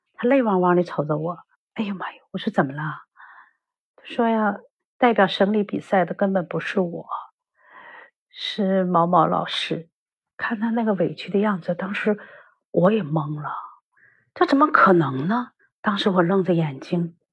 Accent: Northeast China, China; now in Beijing, China; 我是一个闲不住的一个退休教师。现在生活在北京，实际上呢 我是东北人

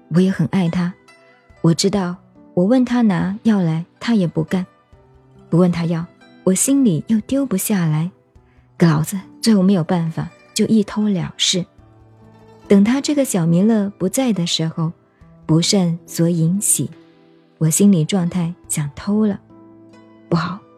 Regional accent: China; 你我都是中国人，讲中国话给你听

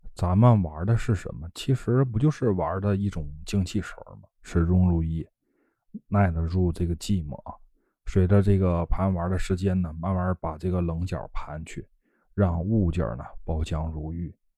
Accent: Northeast China, China; now in Yantai, China; 不管你是到烟台还是来我老家，我都可以亲自给你们做了吃啊。

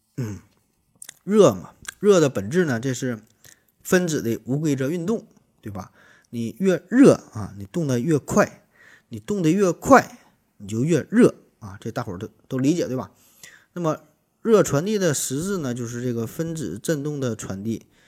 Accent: Shenyang, Liaoning, China; 咱们沈阳人对于雪花纯生的一种昵称

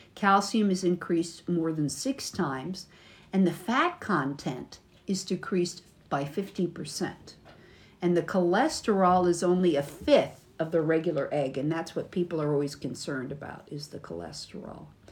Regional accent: United States; from the United States.

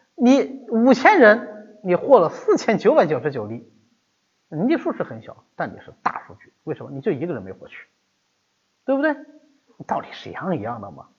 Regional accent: China; 我们中国人

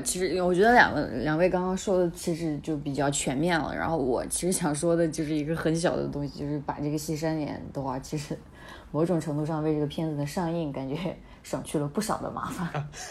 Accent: Sichuan, China; 作为一个四川人

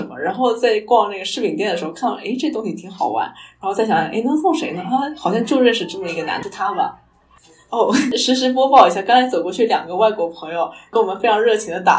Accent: Fujian, China; 因为作为一个闽南人，需要一套茶具，然后摆在家里啊，随时带着啊什么。

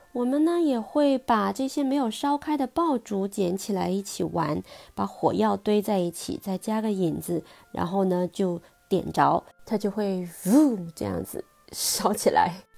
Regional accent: Guangzhou, Guangdong, China; now in United Kingdom; 我是一个土生土长的广州人

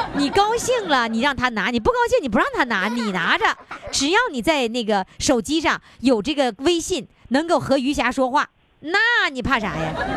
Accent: Dalian, Liaoning, China; accent: Dalian dialect; 我大连话，我现在大连话越来越浓了

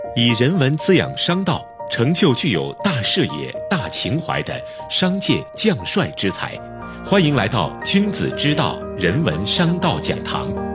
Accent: Hunan, China; now in Shanghai, China; 我是湖南人

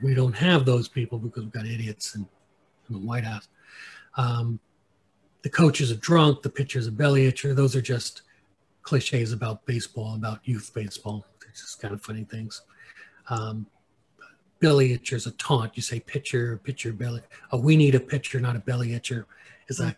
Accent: United States; I'm an American

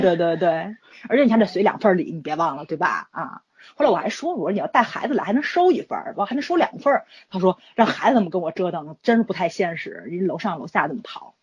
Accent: Tianjin, China; 我们天津这边

